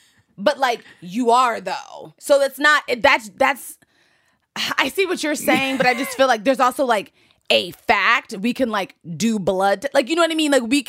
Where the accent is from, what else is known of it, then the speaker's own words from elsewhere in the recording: DC area, Maryland, United States; because I'm from Maryland, D.C. area.